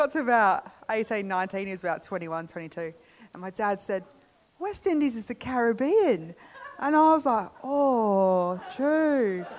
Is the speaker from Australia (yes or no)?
yes; Perth, Western Australia, Australia; I was born in Australia, raised in Perth.